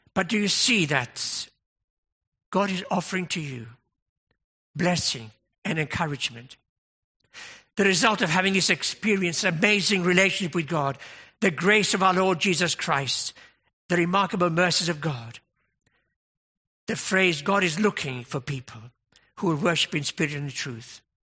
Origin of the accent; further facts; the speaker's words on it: United Kingdom; we're British